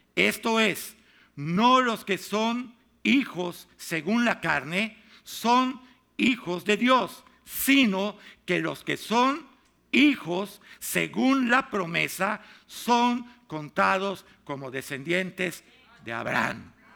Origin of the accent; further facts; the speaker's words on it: Mexico; now in United States; Yo soy mexicano